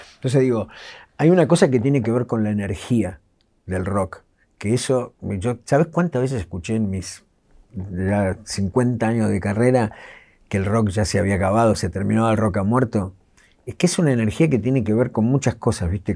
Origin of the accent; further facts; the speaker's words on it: Ciudad Jardín Lomas del Palomar, Buenos Aires Province, Argentina; yo crecí en Ciudad Jardín